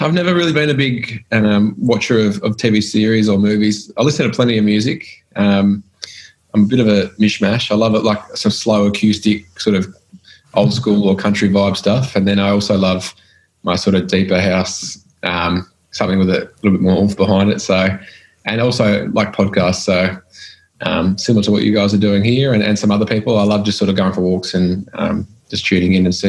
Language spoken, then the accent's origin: English; Macedon, Victoria, Australia; also born or lived in Gisborne, Victoria / Melbourne; can kind of class as country Victoria. It's about an hour north of Melbourne. I grew up in Macedon and then in my later teens moved to Gisborne.